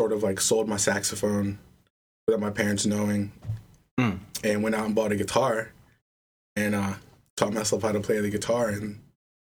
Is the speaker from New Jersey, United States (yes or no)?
no; Adelphi, Maryland, United States; moved away as an adult; now in Baltimore, United States; I grew up in Delphi, Maryland, a little mostly Hispanic town, like right next to the University of Maryland College Park